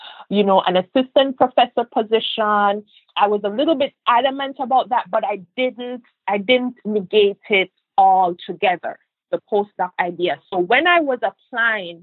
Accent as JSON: {"language": "English", "country": "Jamaica", "tie": "born or raised there", "also_born_or_lived": "Lewiston, Maine / Providence, Rhode Island / Boston, Massachusetts / Florida", "moved": "as an adult", "lives_now": "United States", "said": "even as a little girl growing up in Jamaica"}